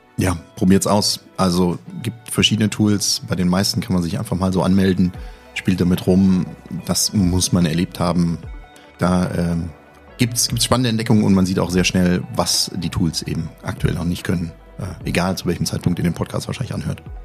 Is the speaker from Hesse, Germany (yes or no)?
yes; Kassel, Hesse, Germany; born or raised there